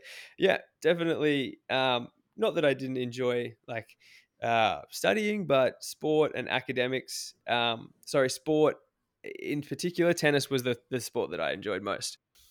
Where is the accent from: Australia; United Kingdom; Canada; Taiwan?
Australia; Cairns, Queensland; I grew up in Cairns in Far North Queensland.